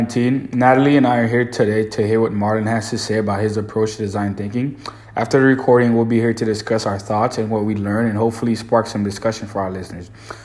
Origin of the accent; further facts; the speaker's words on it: Haiti; now in New Orleans, United States; I was born in Haiti